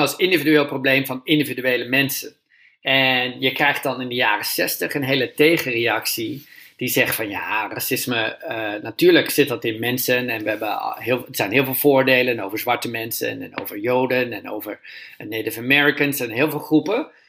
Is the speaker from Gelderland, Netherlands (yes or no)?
no; Groningen, Netherlands; ik ben opgegroeid in Groningen